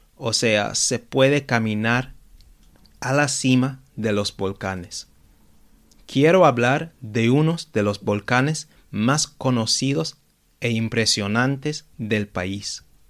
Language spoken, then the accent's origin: Spanish; London, United Kingdom; yo crecí y vivo en Londres